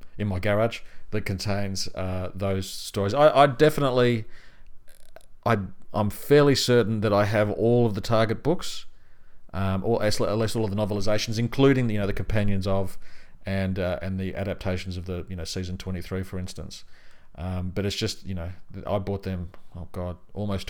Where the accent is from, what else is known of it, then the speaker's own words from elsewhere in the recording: country Victoria, Australia; when I was living in country Victoria, the only really real place to get the books was either at my school library